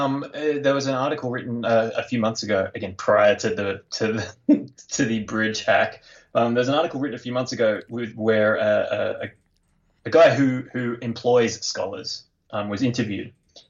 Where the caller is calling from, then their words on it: Australia; G'day, Matt. … from Australia.